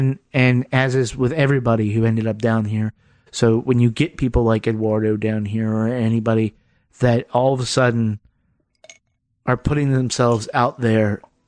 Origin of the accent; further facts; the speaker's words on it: Akron, Ohio, United States; now in Milwaukee, United States; I was born in Akron.